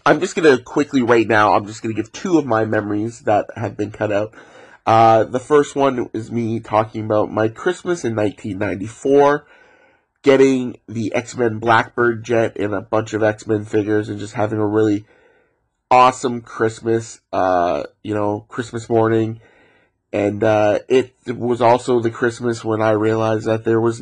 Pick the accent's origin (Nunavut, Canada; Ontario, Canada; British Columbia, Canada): Ontario, Canada; Growing up in Ontario